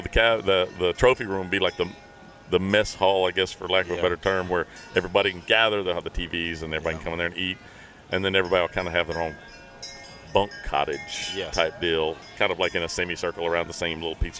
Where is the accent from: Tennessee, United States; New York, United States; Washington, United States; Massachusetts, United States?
Tennessee, United States; West; Man, I grew up in West Tennessee.